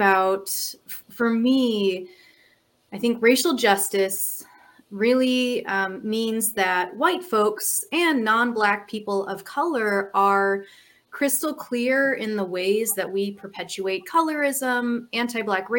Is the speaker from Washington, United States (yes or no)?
no; Minnesota, United States; moved away as an adult; also born or lived in California; I grew up in Minnesota, and I moved to California for over a decade and recently moved back to the Twin Cities. I live in South Minneapolis